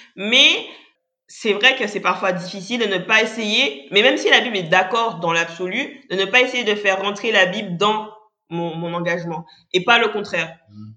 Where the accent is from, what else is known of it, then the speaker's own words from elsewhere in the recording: Guadeloupe; je suis guadeloupéenne